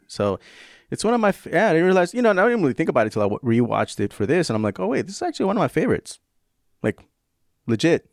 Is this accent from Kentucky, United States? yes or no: no; San Francisco, California, United States; also born or lived in tropical Pacific area further south; I grew up in San Francisco